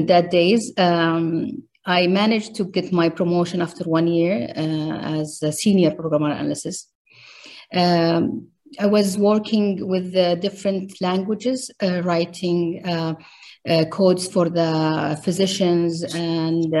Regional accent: Riyadh, Riyadh Province, Saudi Arabia; I grew up in Riyadh, Saudi Arabia.

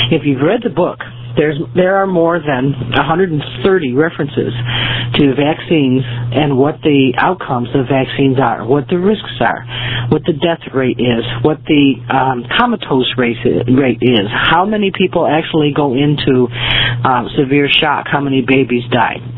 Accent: United States; I am an American. I'm a veteran. I am a uh, second generation immigrant, and I'm also a Native American.

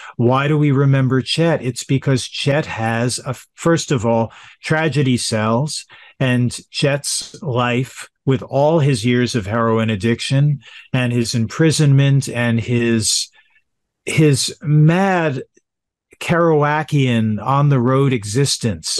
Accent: Yonkers, New York, United States; also born or lived in Manhattan, New York; I was born in Manhattan, but adopted, and so I grew up in Yonkers, New York, directly north of Manhattan

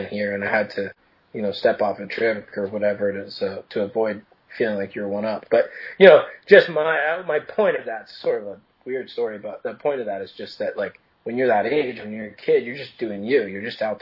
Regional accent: Maine, United States; moved away; I grew up in Maine

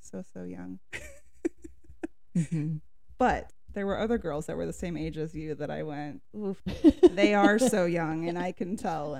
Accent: Petaluma, California, United States; I am 37 years old, and I am from Petaluma.

